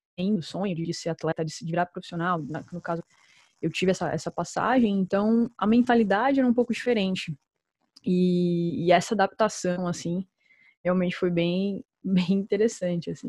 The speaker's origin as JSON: {"language": "Portuguese", "country": "Brazil", "moved": "yes", "said": "como brasileira, né, que viveu isso"}